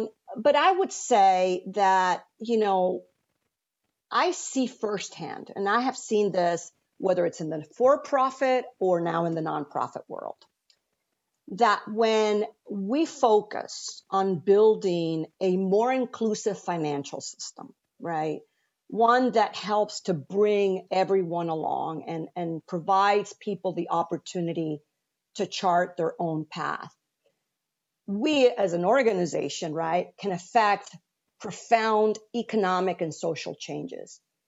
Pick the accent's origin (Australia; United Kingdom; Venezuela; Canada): Venezuela; moved away as an adult; now in United States; when I moved to the US from Venezuela to finish my undergraduate, I worked at a bank.